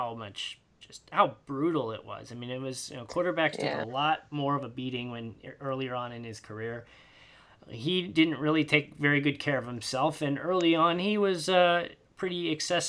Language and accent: English; Indiana, United States; growing up in Indiana